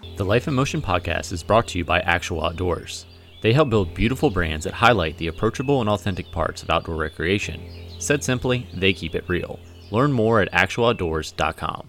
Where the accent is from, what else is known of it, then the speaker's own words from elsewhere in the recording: Virginia, United States; moved away; I'm actually originally from Virginia, not West Virginia